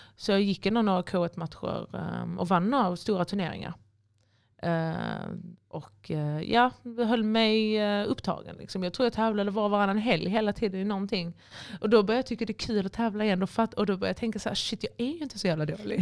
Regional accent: Helsingborg, Skåne, Sweden; moved away as an adult; now in Malmö, Sweden; Får jag åka till Helsingborg? så jag bodde i min pappas gamla eller hus, alltså mitt, um, där jag växte upp.

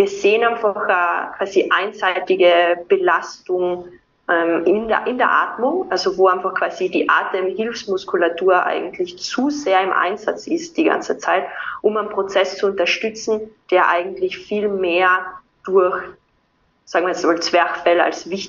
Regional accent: Austria; also born or lived in Vienna; Ähm, ich komme aus Österreich, wie man immer unschwer an meinem Dialekt erkennen kann.

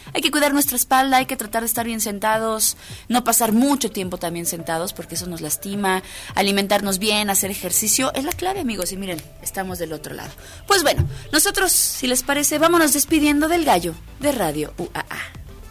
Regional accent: Mexico; a muchos mexicanos nos encantan

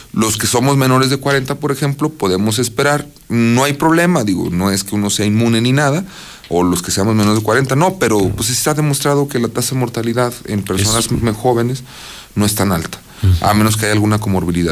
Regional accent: Mexico; como mexicanos

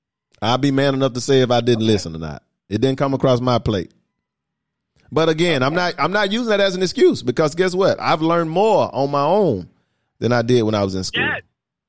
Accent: Atlanta, Georgia, United States; And I'm from Atlanta. I'm from Atlanta Public School too. I went to Archer High.

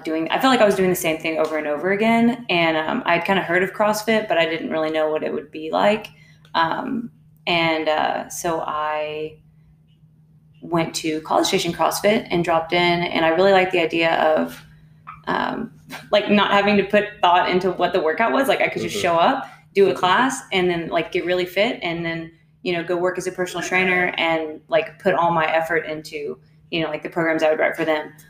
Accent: Huntsville, Texas, United States; I grew up in Huntsville, Texas

